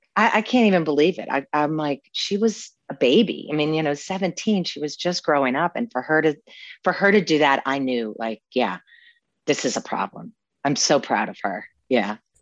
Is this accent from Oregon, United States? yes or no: no; New Orleans, Louisiana, United States; growing up in New Orleans